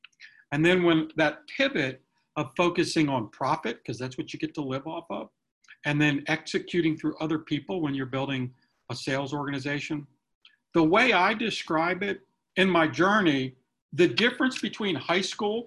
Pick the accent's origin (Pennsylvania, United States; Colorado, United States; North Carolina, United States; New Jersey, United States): North Carolina, United States; near Cary; Cary, North Carolina, which is close to my hometown